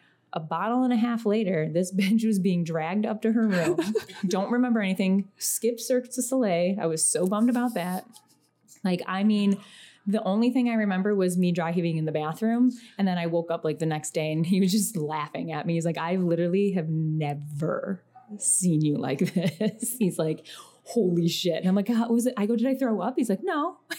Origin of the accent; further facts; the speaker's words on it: Biloxi, Mississippi, United States; also born or lived in Florida; The Southeast. I grew up in the Southeast.